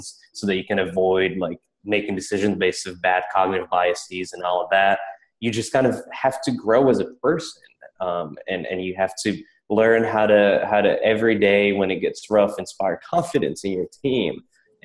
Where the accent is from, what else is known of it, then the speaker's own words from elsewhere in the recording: Prague, Czechia; moved away as an adult; now in United States; I grew up in Prague in the Czech Republic, and then I came out to the States for Dartmouth